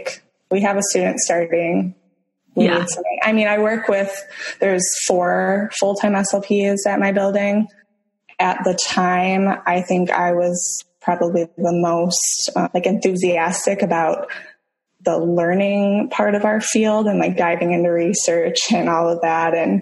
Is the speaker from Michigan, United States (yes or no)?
yes; Michigan, United States; moved away as an adult; also born or lived in Toledo, Ohio / Tampa Bay, Florida; now in St. Petersburg, United States; I am originally from Michigan.